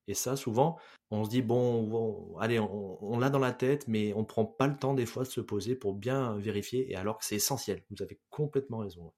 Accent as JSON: {"language": "French", "country": "France", "said": "chez nous en France"}